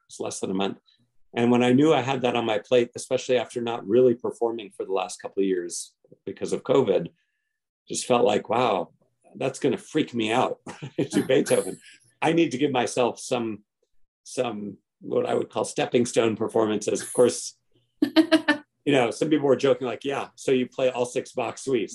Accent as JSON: {"language": "English", "region": "Hawaii", "country": "United States", "tie": "born or raised there", "said": "I was born and raised in Hawaii"}